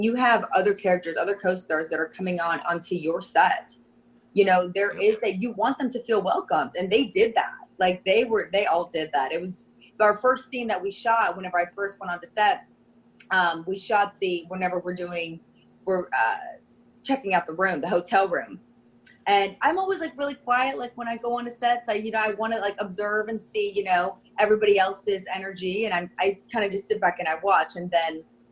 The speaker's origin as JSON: {"language": "English", "town": "Pensacola", "region": "Florida", "country": "United States", "tie": "born or raised there", "moved": "yes", "said": "I grew up in Pensacola, Florida"}